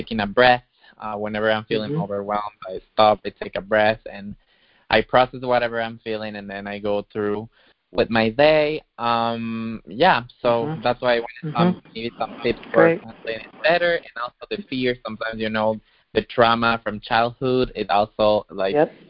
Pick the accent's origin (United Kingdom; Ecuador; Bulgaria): Ecuador; I'm from Ecuador